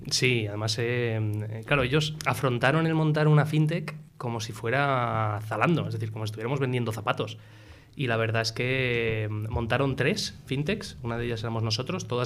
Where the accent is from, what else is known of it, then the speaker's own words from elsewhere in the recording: United States; accent: English; moved away as an adult; now in Spain; hasta los 24, que me casé como buen americano eh, muy joven y me vine, me vine a España a, vivir.